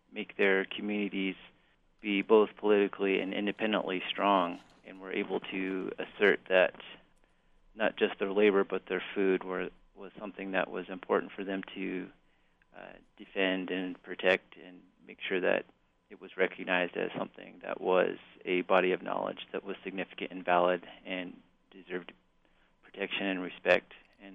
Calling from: Amarillo, Texas, United States; I'm in from Texas right now.

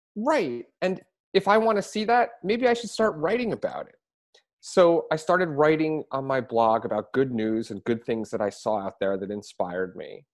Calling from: Philadelphia, Pennsylvania, United States; I'm calling in from Philadelphia

